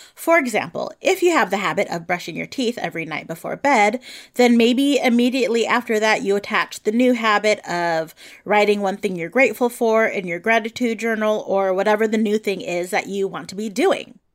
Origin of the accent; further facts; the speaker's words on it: San Francisco Bay Area, California, United States; I grew up in the San Francisco Bay Area